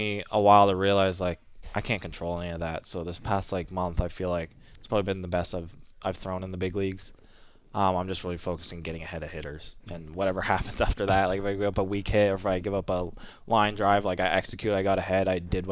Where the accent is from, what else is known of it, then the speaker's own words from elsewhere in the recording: Canada; also born or lived in Kingston, Ontario; I'm Canadian